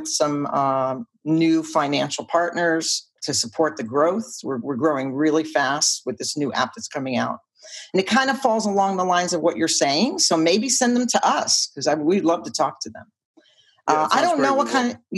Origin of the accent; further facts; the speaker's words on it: New York, United States; I'm from New York